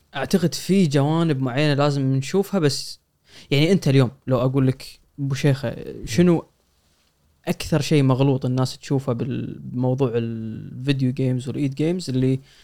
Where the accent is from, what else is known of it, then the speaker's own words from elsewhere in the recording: Kuwait; عندنا بالكويت